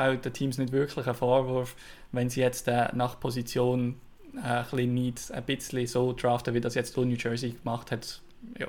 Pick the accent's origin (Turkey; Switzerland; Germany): Switzerland; als Schweizer